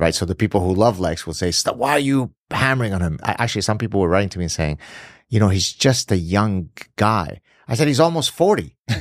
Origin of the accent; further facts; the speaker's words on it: Lebanon; moved away; I grew up in the Middle East, escaped Lebanon because of my being Jewish